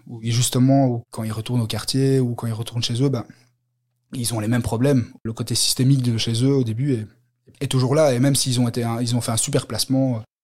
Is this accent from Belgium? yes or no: yes; Brussels, Brussels-Capital Region, Belgium; je viens de, de Belgique, de, Bruxelles.